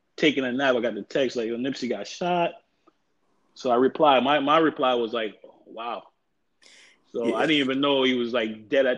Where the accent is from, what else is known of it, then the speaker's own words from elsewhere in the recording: New York, United States; I'm from New York, where like I grew up